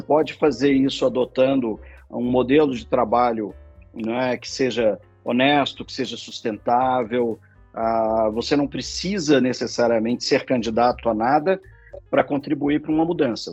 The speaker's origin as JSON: {"language": "Portuguese", "region": "Minas Gerais", "country": "Brazil", "moved": "yes", "lives_now": "São Paulo, Brazil", "said": "eu sou mineiro"}